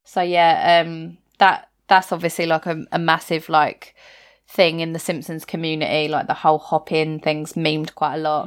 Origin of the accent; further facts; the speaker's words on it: England, United Kingdom; common as muck English that I am